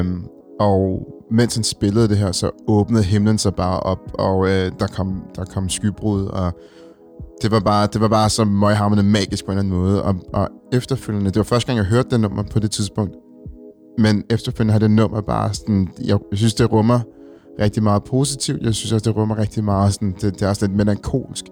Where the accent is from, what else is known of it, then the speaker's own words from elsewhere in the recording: Copenhagen, Capital Region of Denmark, Denmark; vi er nogle stolte københavnere, som, som rigtig godt kan lide vores hjem